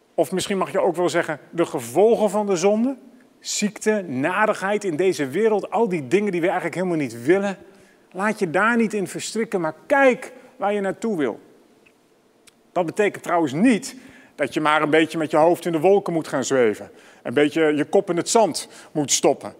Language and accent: Dutch; Amsterdam, North Holland, Netherlands; voor mij als Amsterdammer